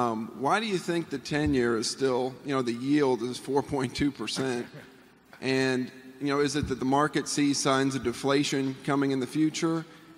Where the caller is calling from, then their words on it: Atlanta, Georgia, United States; from Atlanta.